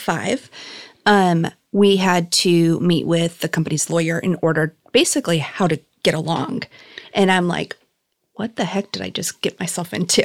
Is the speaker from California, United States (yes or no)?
yes; Chino, California, United States; also born or lived in Norwalk / Downey; I loved growing up in Chino